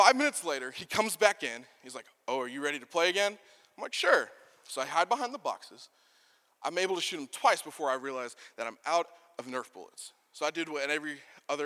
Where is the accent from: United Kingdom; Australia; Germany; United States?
United States; Texas; moved away; I'm originally from Texas.